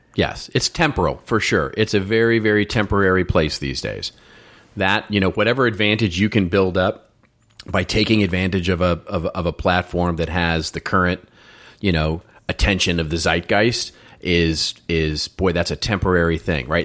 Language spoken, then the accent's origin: English; Irving, Texas, United States; also born or lived in Dallas; I grew up in Irving, and I used to say, yeah, I grew up in the streets, the mean streets of Irving, Texas.